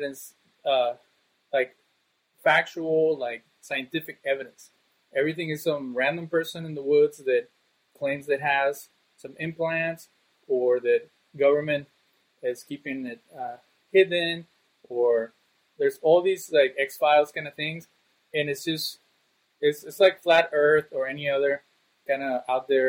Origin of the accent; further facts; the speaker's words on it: Monterrey, Nuevo León, Mexico; also born or lived in Cancun, Mexico; when I went back to Monterrey, Mexico, where I'm originally from